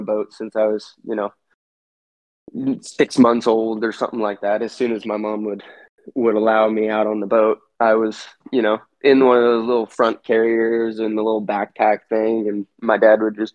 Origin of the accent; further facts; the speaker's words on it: East Bay Area, California, United States; also born or lived in Los Angeles, California; been in California my whole life. My only time out of the Bay Area, specifically the East Bay Area, was in college